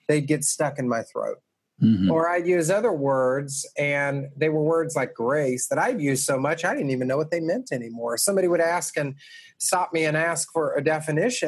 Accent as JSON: {"language": "English", "town": "Atlanta", "region": "Georgia", "country": "United States", "tie": "born or raised there", "moved": "as an adult", "lives_now": "Brooklyn, United States", "said": "I was raised in Atlanta, actually, outside of Atlanta, and lived there for most of my life, but moved here just about 5 years ago"}